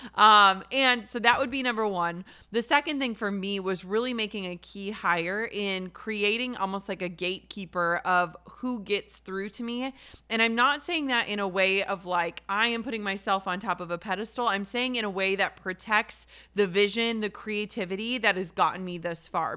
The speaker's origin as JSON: {"language": "English", "region": "Minnesota", "country": "United States", "said": "I'm from Minnesota"}